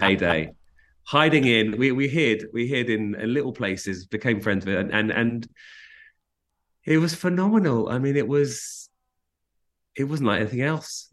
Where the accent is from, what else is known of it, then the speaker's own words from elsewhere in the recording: London, United Kingdom; moved away as an adult; also born or lived in South Africa; now in Los Angeles, United States; growing up in London